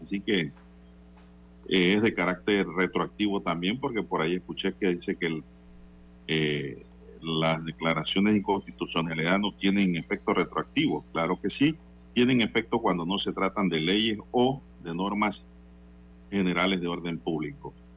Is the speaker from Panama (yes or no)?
yes; Panama; soy panameño